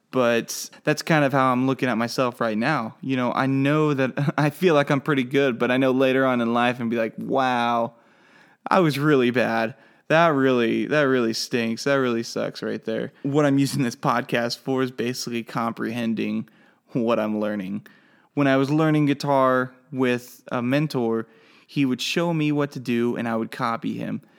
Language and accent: English; McLoud, Oklahoma, United States; moved away as an adult; now in Harrisonburg, United States; I am from McLeod, Oklahoma